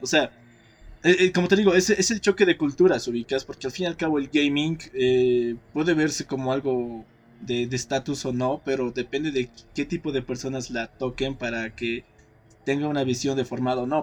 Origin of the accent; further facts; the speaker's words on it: Torotoro, Potosí, Bolivia; now in La Paz, Bolivia; cuando he vuelto a mi pueblo, Toro Toro